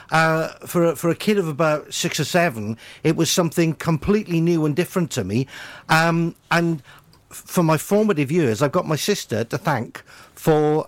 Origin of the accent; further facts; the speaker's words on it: Cwmbran, Wales, United Kingdom; growing up in Cwmbran